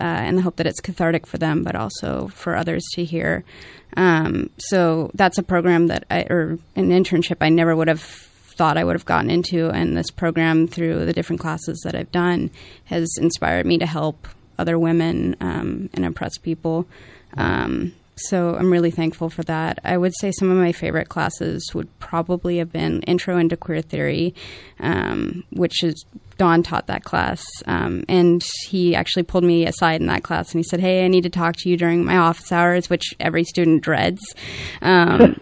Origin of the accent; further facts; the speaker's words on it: Santa Rosa, California, United States; I grew up here in Santa Rosa